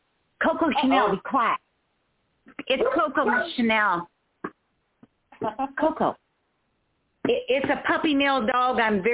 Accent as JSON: {"language": "English", "town": "Port Sulphur", "region": "Louisiana", "country": "United States", "moved": "yes", "lives_now": "Omaha, United States", "said": "I'm originally from Port Sulphur, Louisiana. It's clear down past New Orleans on Highway 23."}